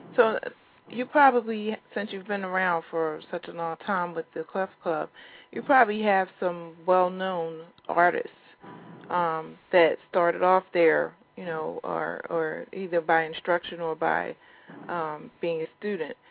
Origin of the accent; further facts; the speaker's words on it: Philadelphia, Pennsylvania, United States; I was born and raised in Philadelphia myself